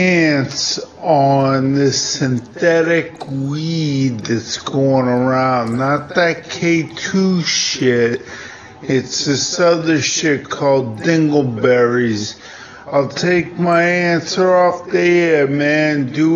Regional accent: New York City, New York, United States; I'm from Staten Island, you know what I'm saying?

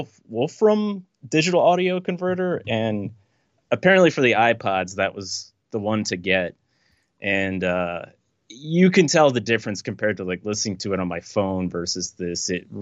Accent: Fredericksburg, Virginia, United States; now in New York, United States; I was born in Fredericksburg, Virginia.

